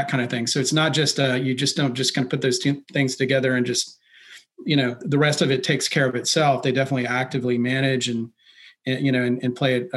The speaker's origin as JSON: {"language": "English", "region": "Texas", "country": "United States", "said": "I'm from Texas"}